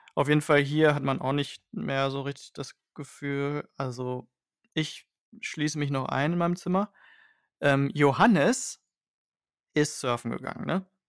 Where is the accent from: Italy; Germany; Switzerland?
Germany; Hanover, Lower Saxony; als Hannoveraner